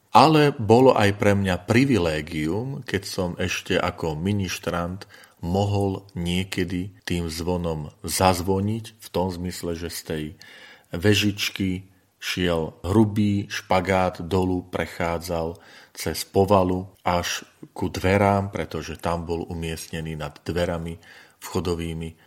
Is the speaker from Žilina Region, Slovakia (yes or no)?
yes; Orava, Žilina Region, Slovakia; moved away; pochádzam z Oravy a v tejto časti Slovenska nepoznáme tento typ zvonic